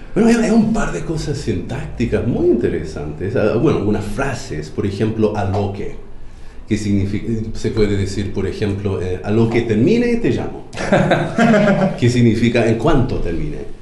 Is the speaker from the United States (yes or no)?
yes; United States; Spanish is a second language; now in Chile